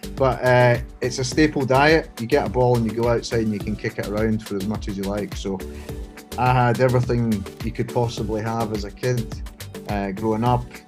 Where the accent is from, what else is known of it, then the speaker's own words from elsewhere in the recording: Scotland, United Kingdom; moved away as an adult; now in Hong Kong; I grew up in Scotland, uh, as you can tell by the accent